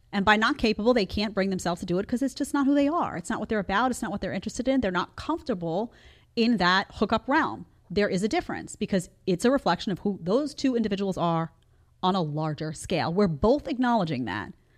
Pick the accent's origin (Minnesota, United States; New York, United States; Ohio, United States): New York, United States; New York City; moved away; I come from New York City